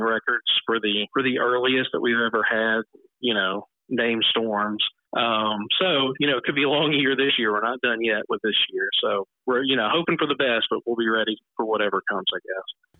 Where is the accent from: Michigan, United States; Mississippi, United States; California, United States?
Mississippi, United States; Natchez; also born or lived in Houston, Chickasaw County, Mississippi; I was born in Chickasaw County, Mississippi. Um, but I grew up in Natchez.